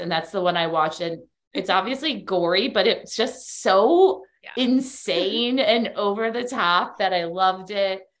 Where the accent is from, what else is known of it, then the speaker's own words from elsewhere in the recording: Chicago, Illinois, United States; moved away as an adult; now in Miami, United States; I'm from Chicago. That's how I know Dana and my other co host on Allegedly Astrology. We all went to high school together